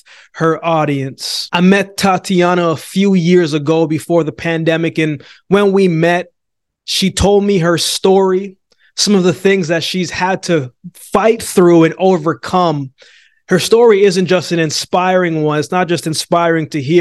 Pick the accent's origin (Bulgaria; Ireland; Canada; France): Canada; Calgary, Alberta; moved away; also born or lived in Jamaica / Yellowknife; I was born in Jamaica, but I came to Canada, then I went to Yellowknife, grew up in Calgary.